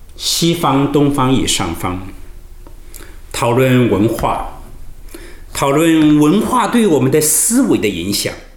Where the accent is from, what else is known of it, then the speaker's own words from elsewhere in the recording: China; 我们中国人有道教